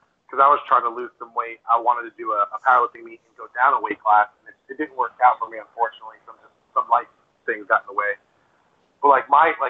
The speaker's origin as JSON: {"language": "English", "country": "Honduras", "tie": "born or raised there", "moved": "yes", "said": "I was born in Honduras, and we're all, like, a bunch of small little Hispanic people."}